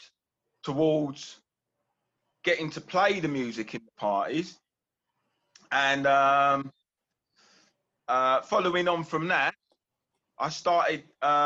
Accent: London, United Kingdom; I was brought up around the London Bridge area.

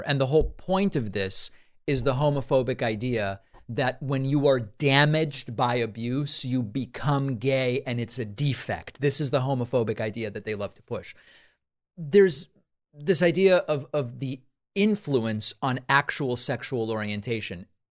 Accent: Argentina; I'm from Argentina

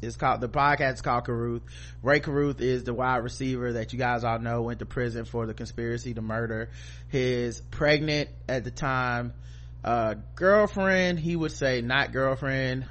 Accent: Charlotte, North Carolina, United States; I'm from North Carolina, Charlotte, North Carolina

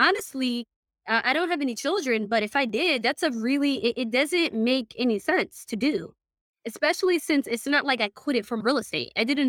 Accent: Somalia; also born or lived in United Kingdom; now in United States; I am originally from Somalia. So I haven't actually been in the States for long. I've only been here now for, exactly 10 years. I came in 2012.

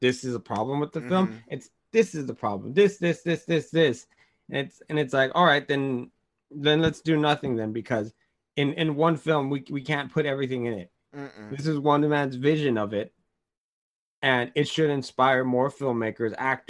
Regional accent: Oakland, California, United States; I'm from Oakland

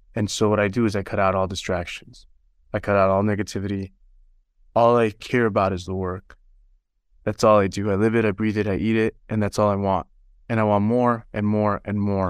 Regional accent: Utah, United States; also born or lived in Los Angeles; we moved from Los Angeles to Utah, where my dad had some family, and, and so I actually grew up here

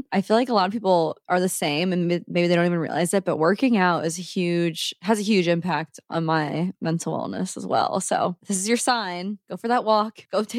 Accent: Omaha, Nebraska, United States; now in Saint Louis, United States; I'm not from here. I'm from Omaha, just like Allison.

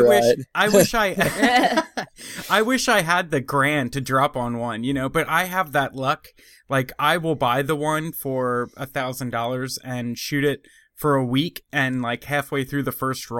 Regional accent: Pennsylvania, United States; moved away; I'm originally from Pennsylvania

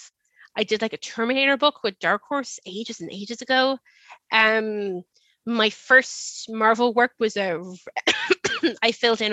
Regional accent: Dublin, Leinster, Ireland; accent: upper class Dublin, with an American twang; I have like a kind of a, I want to say like a, like an upper class Dublin accent

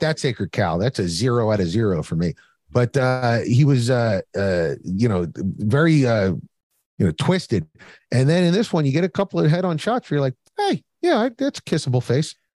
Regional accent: Philadelphia, Pennsylvania, United States; I grew up in Philadelphia.

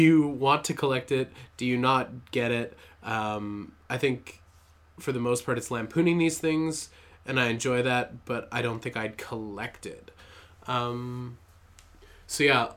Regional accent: Canada; I'm Canadian

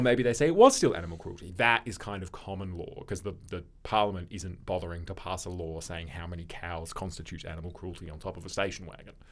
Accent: Australia; we're Australian

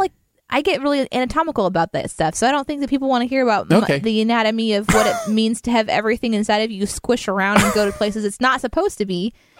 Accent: Missouri, United States; well, where are you from? And I said, Missouri.

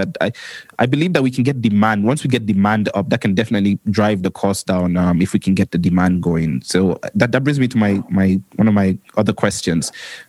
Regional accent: Antigua & Barbuda; also born or lived in Kenya; I was born in Kenya and I grew up in the Caribbean island of Antigua and Barbuda.

